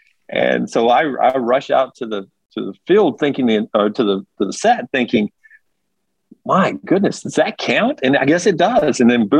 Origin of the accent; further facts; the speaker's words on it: Birmingham, Alabama, United States; I grew up in Birmingham